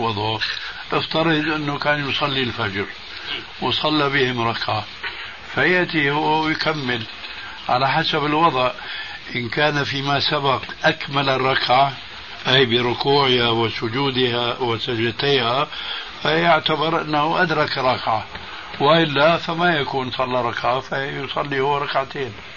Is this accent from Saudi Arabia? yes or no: no; Syria; عندنا في سوريا